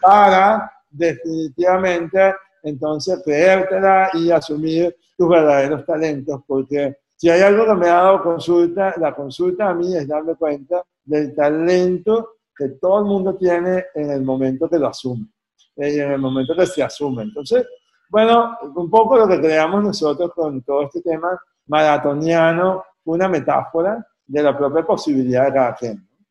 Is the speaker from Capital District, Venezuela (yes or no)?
yes; Caracas, Capital District, Venezuela; Yo soy caraqueño